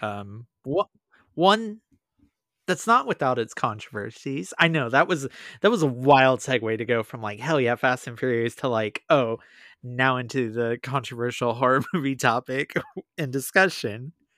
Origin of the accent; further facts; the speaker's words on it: Inland Empire, Southern California, United States; growing up in Southern California in the early two thousands in the Inland Empire